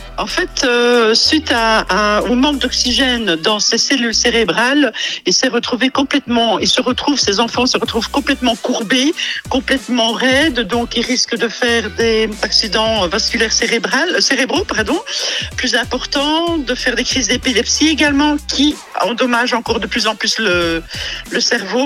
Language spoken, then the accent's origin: French; Vielsalm, Wallonia, Belgium; je suis native de Bèche